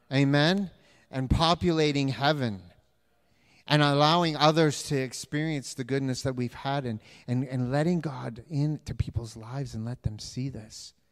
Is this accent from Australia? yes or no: no; Canada; I am Canadian, Canadian, Canadian. I got rid of my US one, so I'm more Canadian than you.